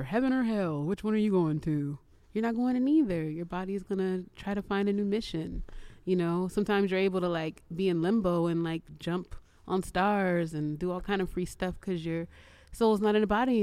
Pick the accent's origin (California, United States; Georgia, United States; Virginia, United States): California, United States; San Francisco; I grew up in the Castro, city of rainbows right there